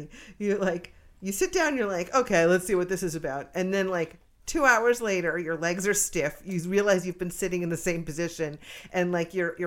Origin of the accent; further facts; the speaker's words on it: Morristown, New Jersey, United States; I grew up in Morristown, New Jersey